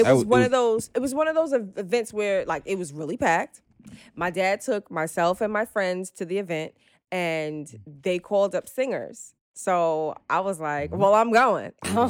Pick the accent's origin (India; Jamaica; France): Jamaica; now in Brooklyn, United States; I'm from Jamaica. I live in Brooklyn